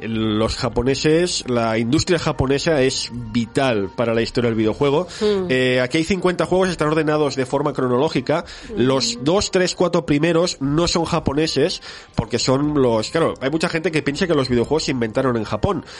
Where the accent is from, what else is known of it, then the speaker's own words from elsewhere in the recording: Barcelona, Catalonia, Spain; soy un chico de Barcelona que nació el año 81